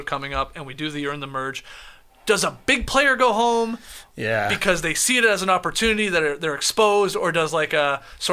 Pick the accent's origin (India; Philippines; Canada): Canada; as a Canadian